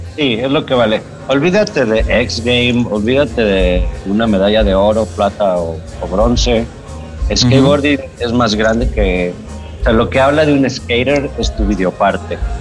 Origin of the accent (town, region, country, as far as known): Guadalajara, Jalisco, Mexico; moved away as an adult; also born or lived in California